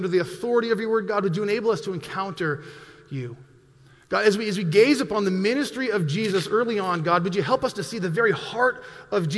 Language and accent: English; Montana, United States; I grew up in Montana.